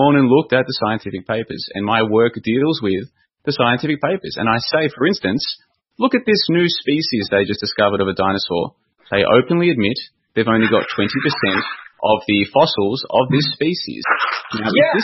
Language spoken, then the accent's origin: English; Victoria, Australia; I grew up in Victoria, Australia